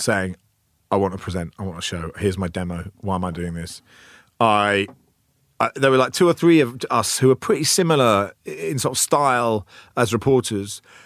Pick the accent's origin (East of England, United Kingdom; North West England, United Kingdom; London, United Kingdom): East of England, United Kingdom; Cambridge; also born or lived in Oxford; I grew up in Cambridge